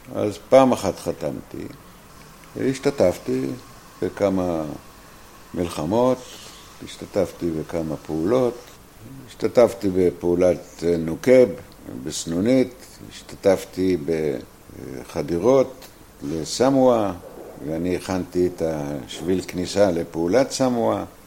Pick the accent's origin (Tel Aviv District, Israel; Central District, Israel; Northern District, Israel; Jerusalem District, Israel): Northern District, Israel; Ashdot Ya'akov; also born or lived in New York; אני נולדתי באשדות יעקב, בעמק הירדן. 1942. אנחנו גדלנו כאנשי אדמה